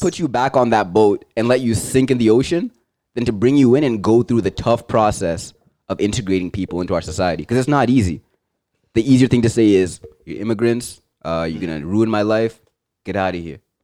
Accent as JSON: {"language": "English", "country": "Zimbabwe", "moved": "yes", "lives_now": "Canada", "said": "where I'm from, I'd be like, I'm Zimbabwean."}